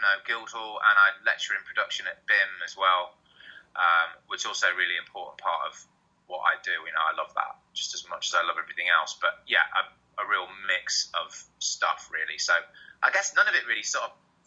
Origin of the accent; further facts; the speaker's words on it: Harrogate, Yorkshire and the Humber, United Kingdom; I grew up in Harrogate in North Yorkshire.